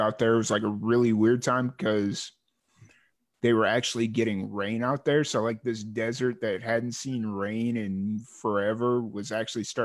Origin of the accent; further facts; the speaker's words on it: Chicago, Illinois, United States; moved away as an adult; also born or lived in Carbondale, Illinois / Bowling Green / New Mexico / Florida; growing up in Chicago or the Chicago, South Chicago, in 2009, I left